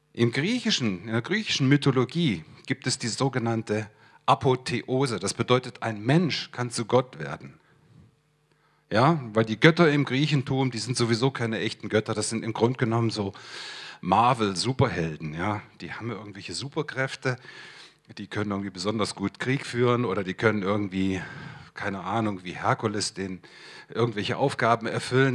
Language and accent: German; Hesse, Germany; moved away as an adult; also born or lived in Swabia; ich komme aus dem Stamm der Hessen